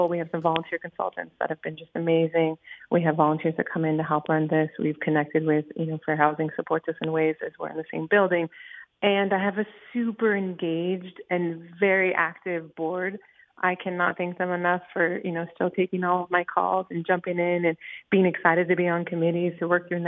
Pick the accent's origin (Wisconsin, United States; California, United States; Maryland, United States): California, United States; Jurupa Valley; also born or lived in Boston; So I'm actually from Jurupa Valley, now named Jurupa Valley, but originally